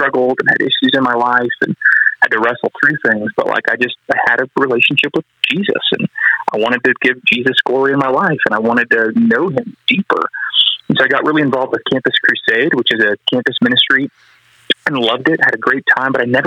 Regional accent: Colorado, United States; I grew up here in Colorado

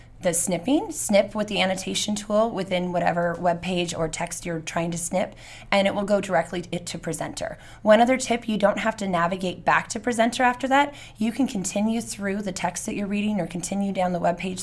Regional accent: Redlands, California, United States; also born or lived in Fontana; I was born in Fontana, but I grew up mostly in Redlands.

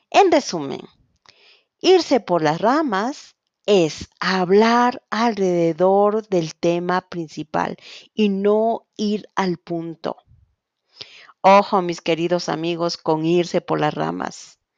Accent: Quito, Pichincha, Ecuador; soy de Quito, Ecuador, profesora de español y coordinadora de Spansol School.

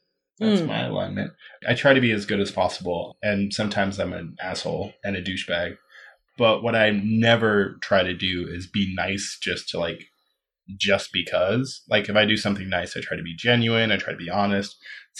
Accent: New York, United States; I grew up in New York

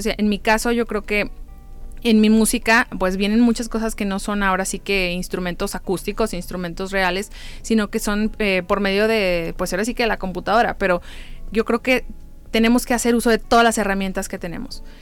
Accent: San Luis Potosí, Mexico; somos de San Luis Potosí todos

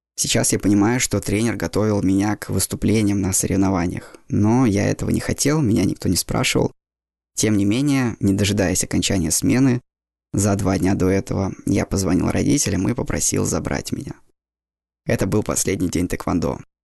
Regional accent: Saint Petersburg, Russia; Все детство я прожил в Питере

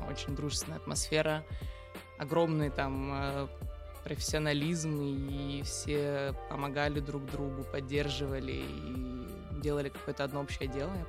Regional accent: Arkhangelsk, Arkhangelsk Oblast, Russia; Архангельска, да. Ага. И заведение было одно из самых таких но, э, нового формата для нашего маленького северного города.

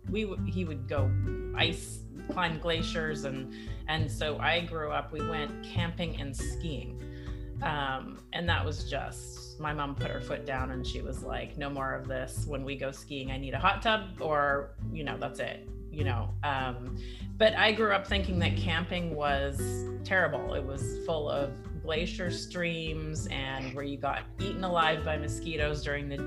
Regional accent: Edmonton, Alberta, Canada; also born or lived in Italy / Sweden; now in Bay Area, United States; I am originally Canadian. I grew up in Edmonton, in Northern Canada

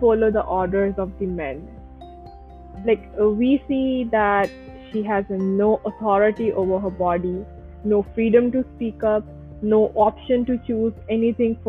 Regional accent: Kuwait; moved away as an adult; now in Pakistan; I have born and brought up in Kuwait, and in 2016, I moved to Pakistan for my higher education

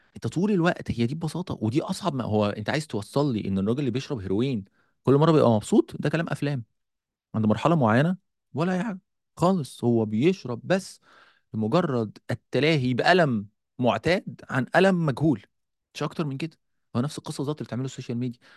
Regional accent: Egypt; عندنا في مصر

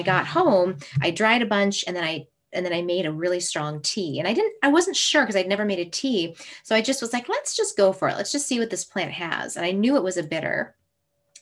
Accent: Minnesota, United States; moved away; And this is my hometown. I was born in Minnesota.

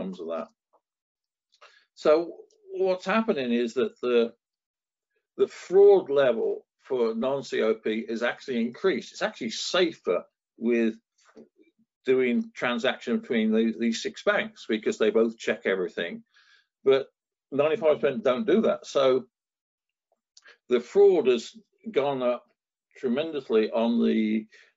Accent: Northampton, East Midlands, United Kingdom; I grew up in Northampton

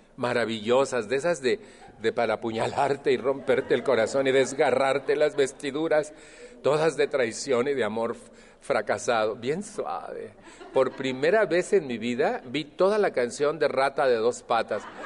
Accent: Mexico; moved away; estoy refiriéndome a México, de donde yo vengo

